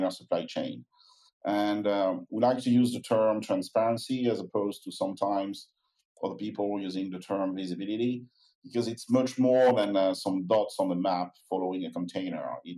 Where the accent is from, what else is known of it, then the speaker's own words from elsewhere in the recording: France; accent: French; I'm keeping my French accent